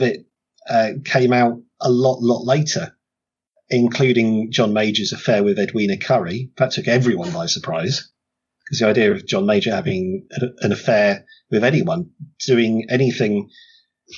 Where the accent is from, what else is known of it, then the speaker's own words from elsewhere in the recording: United Kingdom; We're British